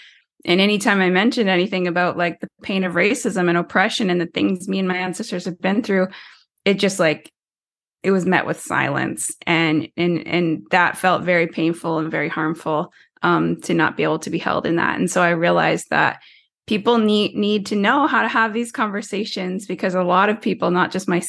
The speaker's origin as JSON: {"language": "English", "town": "Tyendinaga Mohawk Territory", "region": "Ontario", "country": "Canada", "said": "I'm First Nations from Tyendinega Mohawk Territory, which is a small reservation in southern Ontario, Canada, or Turtle Island, as we like to call it."}